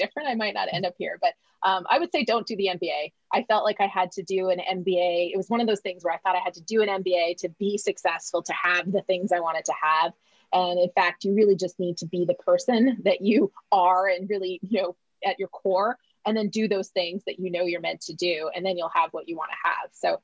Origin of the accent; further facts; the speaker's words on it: Alberta, Canada; moved away as an adult; also born or lived in Vancouver Island, Canada; now in Los Angeles, United States; I grew up in Alberta